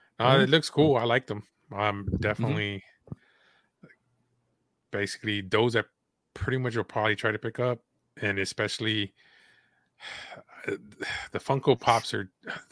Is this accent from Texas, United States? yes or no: yes; San Antonio, Texas, United States; So I'm from San Antonio.